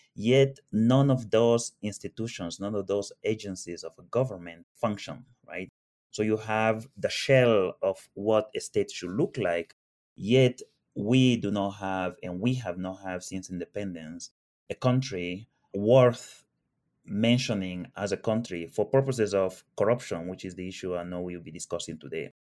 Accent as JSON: {"language": "English", "region": "Annobón", "country": "Equatorial Guinea", "tie": "born or raised there", "moved": "yes", "said": "I grew up in Equatorial Guinea, like uh, Lucas, and I was born there and I grew up there"}